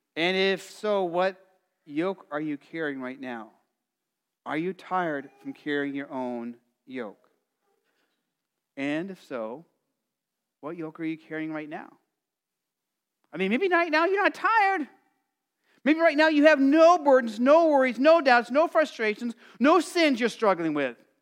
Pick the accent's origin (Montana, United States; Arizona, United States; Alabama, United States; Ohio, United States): Arizona, United States; growing up in Arizona, it felt like you were in an oven